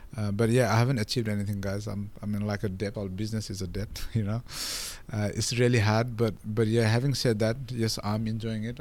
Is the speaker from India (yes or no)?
no; Nepal; English is a second language; moved away as an adult; now in Australia; when I came from Nepal